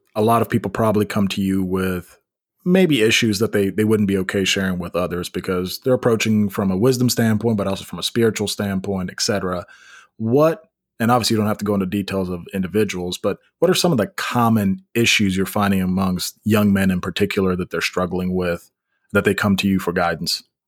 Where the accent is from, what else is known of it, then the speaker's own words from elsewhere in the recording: Memphis, Tennessee, United States; now in Nashville, United States; we're both from Memphis